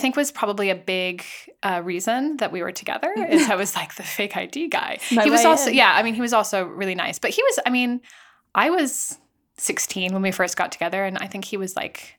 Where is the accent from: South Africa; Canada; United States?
United States; California; moved away; also born or lived in London; my sister and I grew up in California.